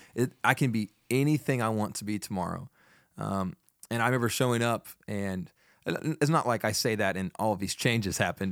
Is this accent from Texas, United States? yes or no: yes; Fort Worth, Texas, United States; moved away as an adult; also born or lived in Chattanooga, Tennessee; now in Nacogdoches, United States; I grew up in Fort Worth